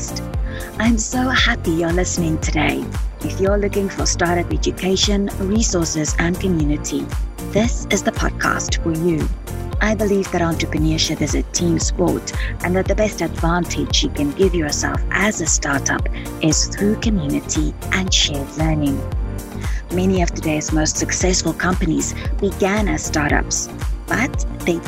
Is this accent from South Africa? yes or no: yes; South Africa; now in British Columbia, Canada; I'm originally from South Africa